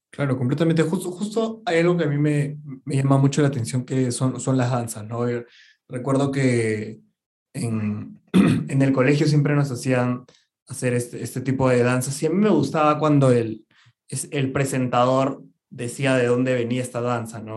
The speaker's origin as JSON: {"language": "Spanish", "country": "Peru", "said": "somos peruanos"}